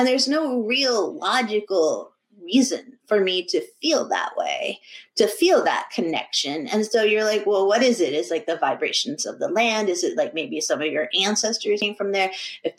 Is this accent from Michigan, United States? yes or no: no; New Hampshire, United States; I was a really poor kid and I grew up in New Hampshire